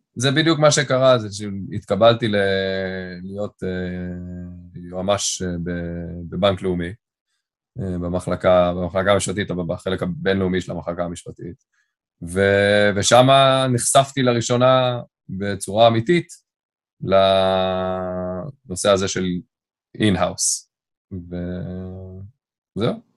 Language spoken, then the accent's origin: Hebrew; Tel Aviv, Tel Aviv District, Israel; first language English; Hebrew is a second language; also born or lived in London; גדלתי ברמת אביב